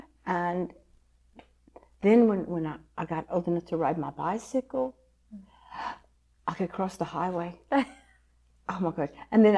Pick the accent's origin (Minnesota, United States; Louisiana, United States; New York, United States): Louisiana, United States; Scott; born or raised there